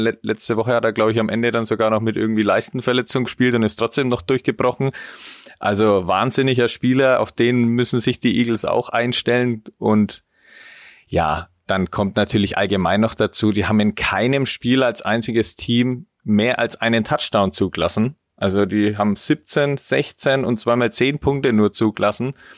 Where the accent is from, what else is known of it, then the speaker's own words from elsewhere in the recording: Spalt, Bavaria, Germany; ich komme aus Franken